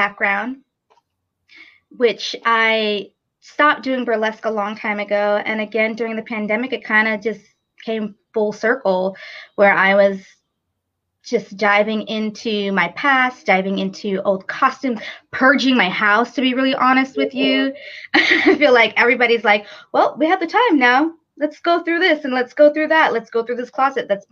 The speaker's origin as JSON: {"language": "English", "region": "New York", "country": "United States", "moved": "as an adult", "lives_now": "Raleigh, United States", "said": "I'm actually originally from New York and moved here about 7 years ago to Raleigh, North Carolina"}